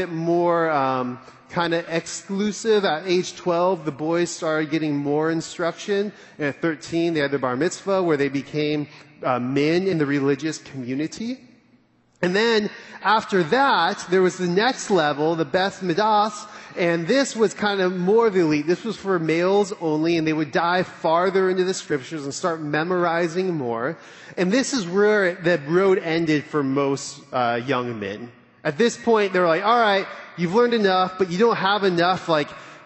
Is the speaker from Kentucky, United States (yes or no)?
no; California, United States; now in Dallas, United States; I'm from California